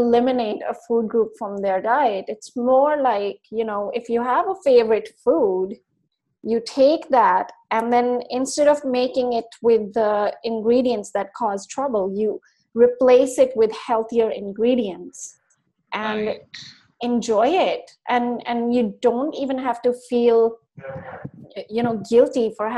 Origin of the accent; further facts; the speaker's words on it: India; moved away; I was brought up in India